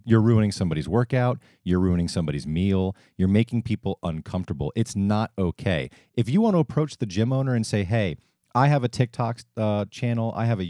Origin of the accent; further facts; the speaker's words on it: Northeast, United States; I like to use past tense. I am from the Northeast.